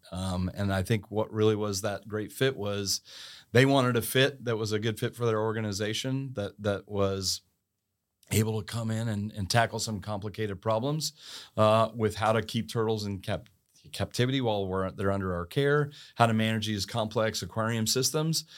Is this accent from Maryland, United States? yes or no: yes; Annapolis, Maryland, United States; I grew up in Annapolis, Maryland